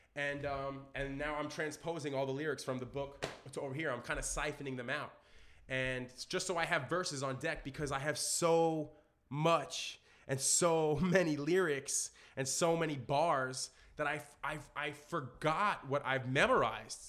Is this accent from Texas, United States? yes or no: no; New York City, New York, United States; growing up in Brooklyn